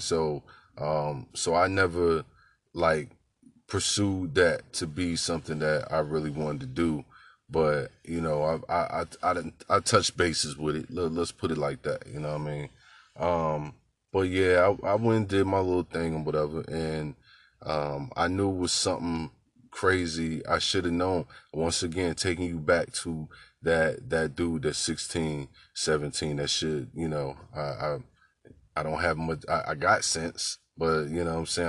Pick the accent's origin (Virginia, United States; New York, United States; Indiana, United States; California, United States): Virginia, United States; Newport News; the childhood experience growing up in Newport News was for me